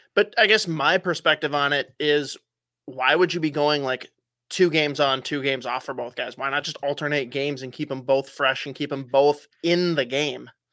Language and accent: English; United States; being an American